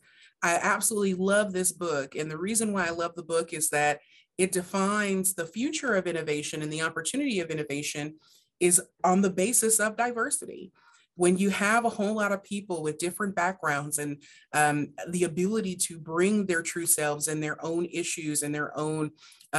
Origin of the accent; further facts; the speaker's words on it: Hardin County, Kentucky, United States; I'm originally from Kentucky, from Hardin County, Kentucky